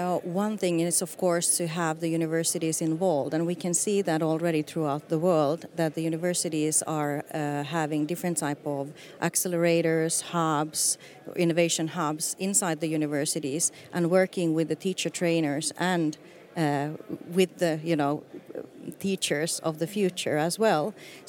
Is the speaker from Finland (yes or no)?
yes; Finland; moved away as an adult; also born or lived in United States; I was born and raised in Finland